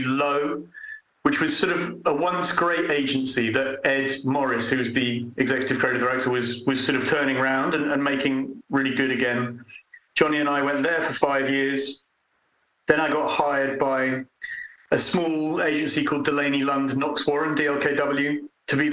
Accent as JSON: {"language": "English", "region": "London", "country": "United Kingdom", "tie": "born or raised there", "also_born_or_lived": "Edinburgh", "moved": "as an adult", "lives_now": "Winchester, United Kingdom", "said": "I was born and bred in London, lived in London until I had too many children"}